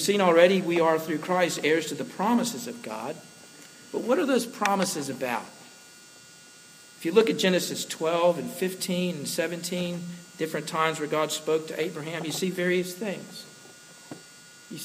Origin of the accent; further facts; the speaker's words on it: Slidell, Louisiana, United States; When I was growing up in Slidell, one of my closest friends from high school was a guy named Jeff